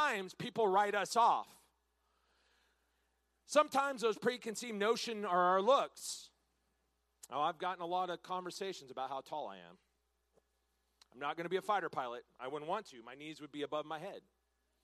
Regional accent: Washington, United States; now in Texas, United States; I'm born and raised in Washington State. Now, I came to Texas as soon as I could

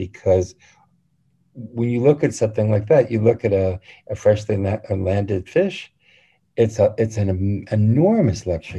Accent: New England, United States; I would probably bring apples because I'm from New England.

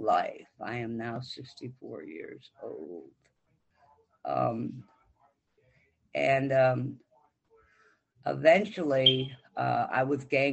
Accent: Wayne, Michigan, United States; I grew up in Michigan in the city of Wayne

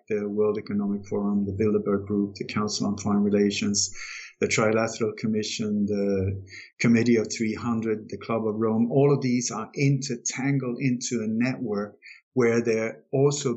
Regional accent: Denmark; I was born in Denmark

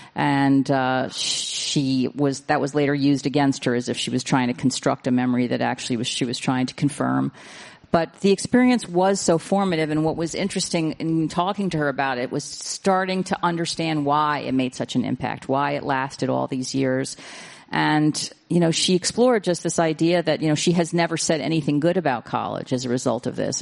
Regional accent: New York City, New York, United States; I was raised in New York City.

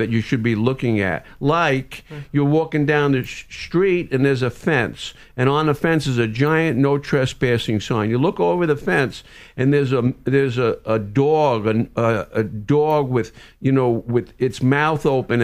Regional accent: New York City, New York, United States; moved away; also born or lived in New Jersey; I grew up in Brooklyn and then New Jersey

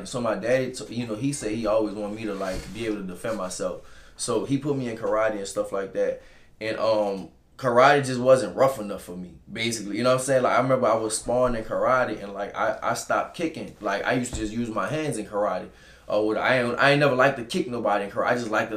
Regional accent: New Orleans, Louisiana, United States; From New Orleans, Louisiana, from the New Orleans East

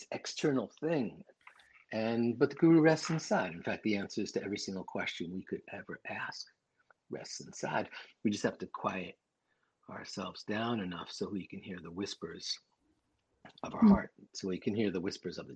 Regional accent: New York City, New York, United States; I'm from Queens

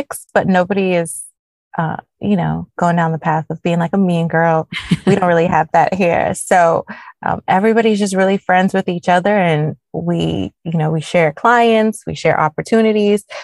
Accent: Nassau, New Providence, Bahamas; moved away as an adult; also born or lived in Chapel Hill, North Carolina, United States; now in United States; I was actually born and raised in Nassau, Bahamas, the land of sun, sand, and sea.

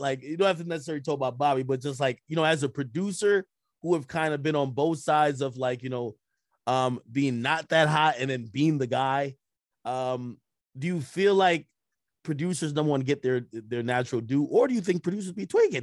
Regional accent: Jamaica; moved away; I was born in Jamaica

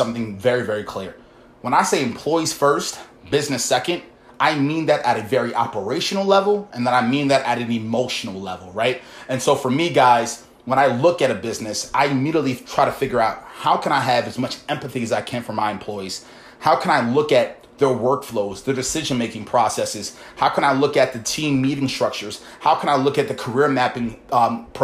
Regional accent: Baltimore, Maryland, United States; I come from Baltimore, guys, humble beginnings, never really had too much income.

